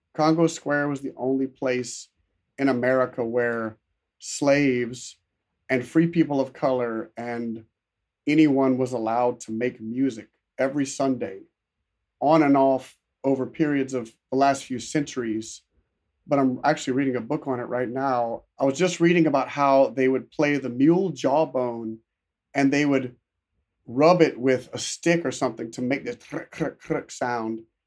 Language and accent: English; South Louisiana, United States; grow up as an American from South Louisiana